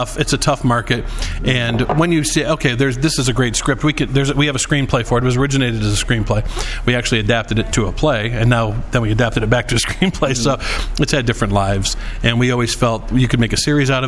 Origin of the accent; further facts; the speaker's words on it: Camanche, Iowa, United States; also born or lived in Chicago, Illinois / Naperville/Aurora, Illinois; now in Naperville, United States; I'm originally from Comanche, Iowa, uh-huh. Right? So in the Clinton area. So my brother and I grew up there, and we both moved to Chicago area, where I still am